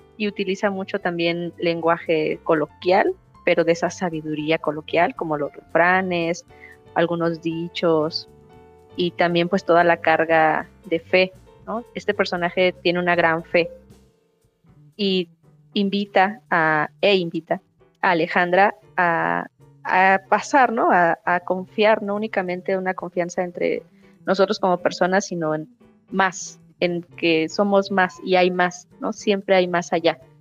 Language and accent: Spanish; Mexico; also born or lived in Argentina; nosotros como mexicanos y mexicanas